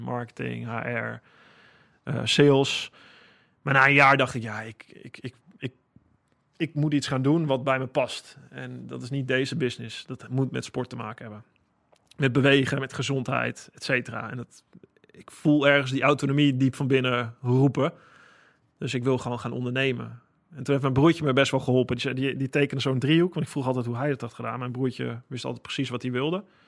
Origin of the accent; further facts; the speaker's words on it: Holten, Overijssel, Netherlands; moved away; also born or lived in Friesland; Holte, waar ik vandaan kom, in het oosten van het land